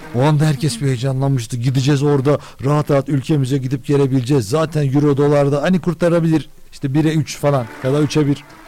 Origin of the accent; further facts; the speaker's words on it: Turkey; Bizim ülkemizde